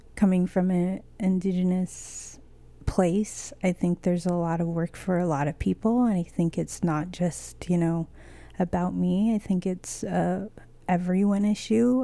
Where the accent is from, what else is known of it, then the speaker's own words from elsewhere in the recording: United States; moved away as an adult; also born or lived in Lenape land (New York City area); born and raised on the Navajo reservation, living on Lenape land. I've been here for five years and I love the city.